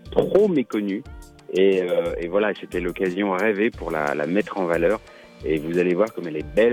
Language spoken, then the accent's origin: French; Bourgogne-Franche-Comté, France; accent: franc-comtois